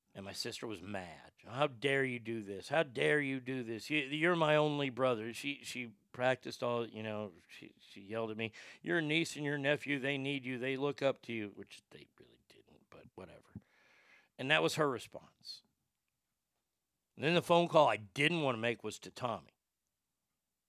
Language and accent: English; Texas, United States; moved away; growing up in Texas